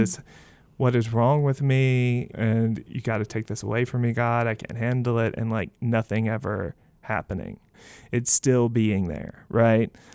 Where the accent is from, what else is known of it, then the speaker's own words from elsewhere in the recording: Mississippi, United States; now in Ohio, United States; I'm originally from Mississippi.